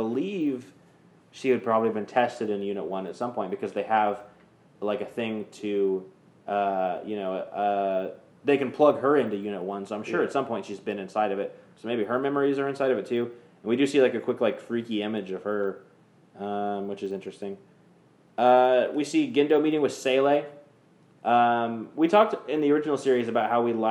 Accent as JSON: {"language": "English", "region": "Kansas", "country": "United States", "moved": "yes", "lives_now": "Texas, United States", "said": "right now we live in Texas now, but we're from Kansas"}